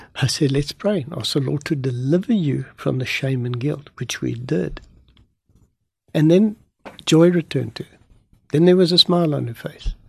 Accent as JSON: {"language": "English", "country": "South Africa", "said": "I'm a South African"}